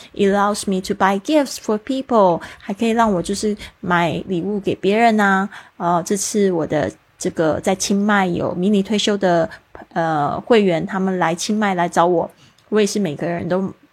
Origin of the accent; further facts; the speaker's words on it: Taiwan; 我是在台湾出生长大，我们学的是注音，然后写的是繁体字